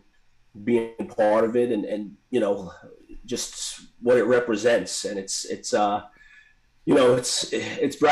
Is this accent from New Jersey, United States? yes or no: yes; Bogota, New Jersey, United States; my hometown, Bagoda